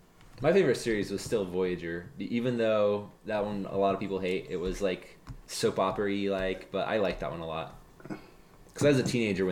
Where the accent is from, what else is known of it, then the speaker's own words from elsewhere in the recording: Utah, United States; moved away; No, I grew up in Mormon country.